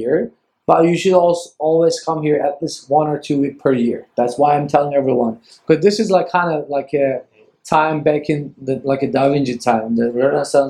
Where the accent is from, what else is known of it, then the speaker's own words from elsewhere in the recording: Ankara, Turkey; moved away as an adult; now in San Francisco, United States; from Ankara, Turkey